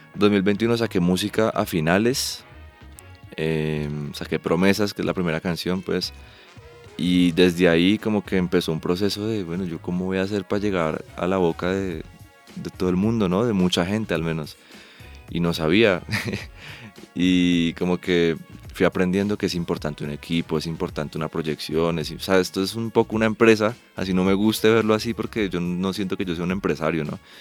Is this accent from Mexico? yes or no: no; Ibagué, Tolima, Colombia; Yo soy de Ibagué